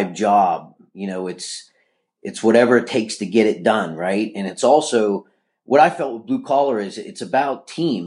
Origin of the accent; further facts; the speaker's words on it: Pittsburgh, Pennsylvania, United States; I was born and raised in Pittsburgh, Pennsylvania.